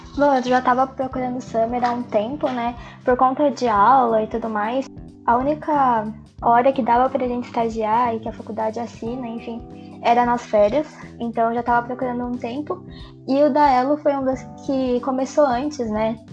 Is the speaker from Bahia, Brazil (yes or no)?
no; São Paulo, Brazil; eu sou de São Paulo, nasci em São Paulo.